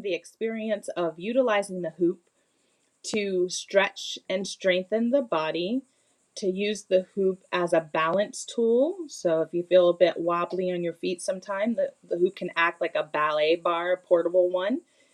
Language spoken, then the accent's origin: English; United States; also born or lived in Bermuda / Bali; I was raised in the United States